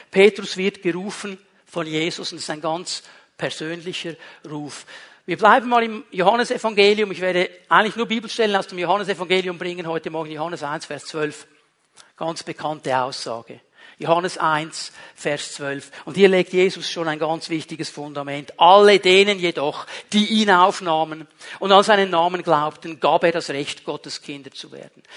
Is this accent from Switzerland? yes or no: yes; Switzerland; ich bin in der Schweiz aufgewachsen